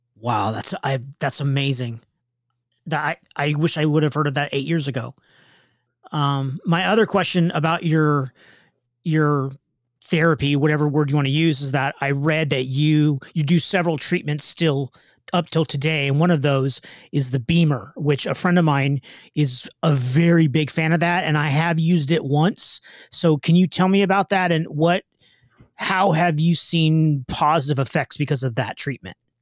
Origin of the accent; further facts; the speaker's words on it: Southern California, United States; I'm from Southern California